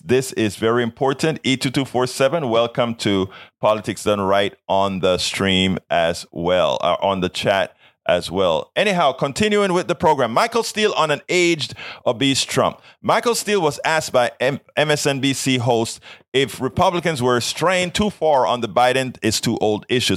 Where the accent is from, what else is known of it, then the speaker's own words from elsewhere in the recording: Panama; now in United States; I am from South America. I'm from Panama. I am a legal uh, re- legal naturalized citizen of the United States of America